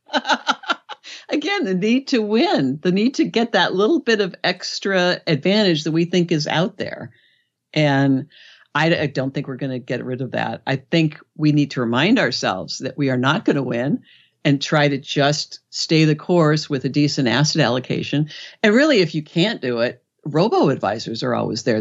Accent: Los Angeles, California, United States; I'm from Los Angeles

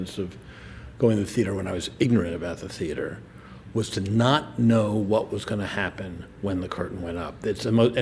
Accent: Washington, District of Columbia, United States; when I was growing up in Washington

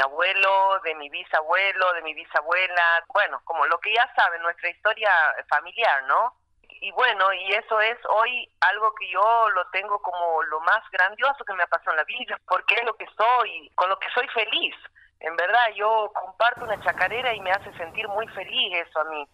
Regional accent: La Banda, Santiago del Estero, Argentina; moved away; also born or lived in Buenos Aires; al añito me llevó a la banda y ahí me he criado, así que yo me siento más santiagueña

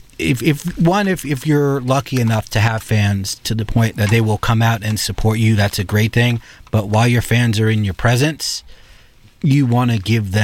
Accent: New York, United States; I, as a New Yorker who grew up in grimy New York.

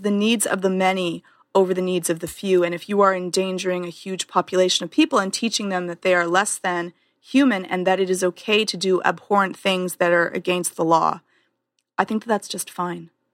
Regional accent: Canada; I'm Canadian

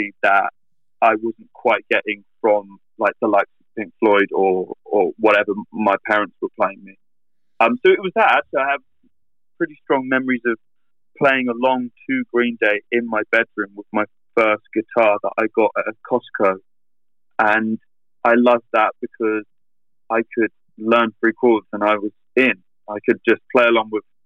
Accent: Reading, South East England, United Kingdom; my hometown, you know, 60 miles away

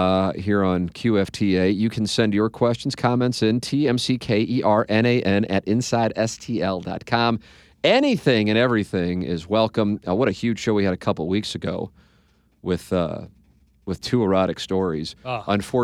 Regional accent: St. Louis, Missouri, United States; However, I was born and raised in St. Louis and have always been intrigued by the Mizzou fan base

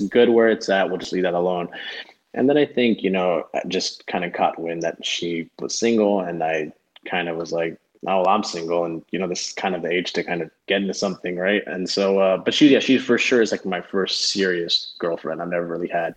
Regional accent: Broward County, South Florida, United States; also born or lived in Clearwater, Florida / Miami, Florida; we bro- both grew up in Broward County, which I feel like even though it's South Florida

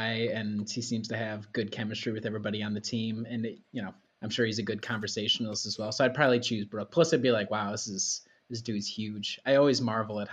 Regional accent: Midwest, United States; as a Midwesterner

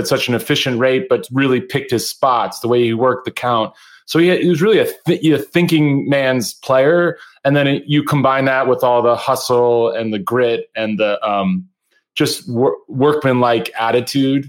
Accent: Philadelphia, Pennsylvania, United States; also born or lived in Chicago, Illinois; I'm actually originally from Chicago. All my family's from Chicago. But we moved to Philadelphia when I was a kid.

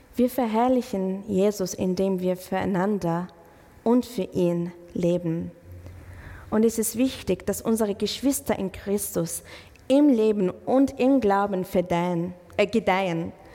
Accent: Israel; German is a second language; now in Germany; ich komme aus Israel

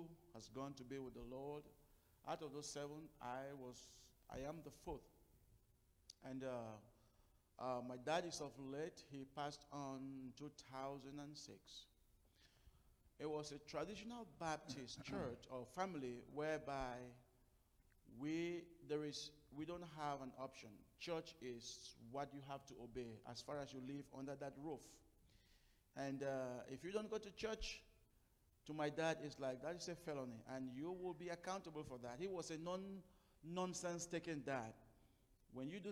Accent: Cameroon; moved away; I am, my wife, we are from Cameroon. Originally, we were born, first part of our life in Cameroon

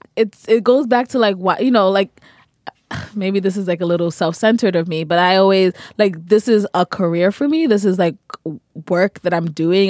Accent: New York, United States; I'm also from New York

